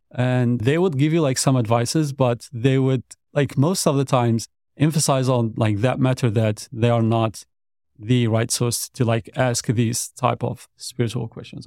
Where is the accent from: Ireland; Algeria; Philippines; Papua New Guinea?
Algeria; moved away as an adult; now in Dallas, United States; back in my country. So like I'm originally also from Algeria.